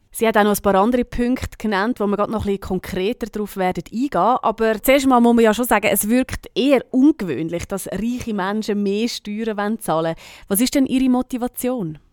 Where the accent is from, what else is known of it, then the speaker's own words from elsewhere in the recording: Switzerland; bei uns in der Schweiz